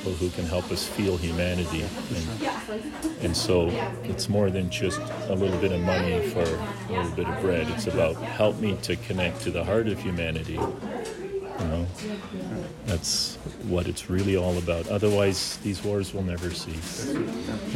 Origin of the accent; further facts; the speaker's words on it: Smithers, British Columbia, Canada; I'm from Smithers.